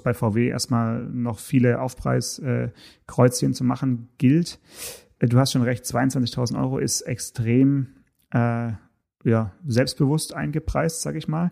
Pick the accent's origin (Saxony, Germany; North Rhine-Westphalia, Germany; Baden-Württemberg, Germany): Baden-Württemberg, Germany; Swabian Jura, around Stuttgart; über die Schwäbische Alb hier ganz äh, in, in, in meiner Heimat